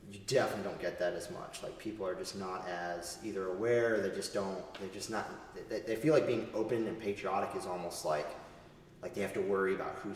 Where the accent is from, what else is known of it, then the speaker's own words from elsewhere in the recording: East Coast, United States; also born or lived in Texas / Southern Arizona; growing up on the East Coast, initially starting my service over there, and then moving my family west. Um, and I've lived in Texas and I've lived in Southern Arizona uh, for a time.